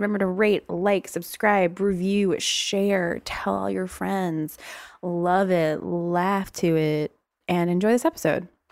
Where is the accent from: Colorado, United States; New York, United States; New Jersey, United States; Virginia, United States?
Virginia, United States; accent: Southern; moved away; I'm from Virginia.